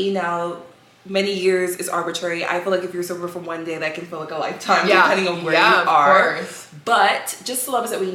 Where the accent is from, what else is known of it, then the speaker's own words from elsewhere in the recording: United States; also born or lived in New York; I am American